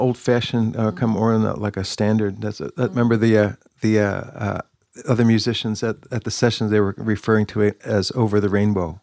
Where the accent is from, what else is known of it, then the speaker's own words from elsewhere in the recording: New Jersey, United States; moved away as an adult; also born or lived in Bethlehem, Pennsylvania; I grew up in New Jersey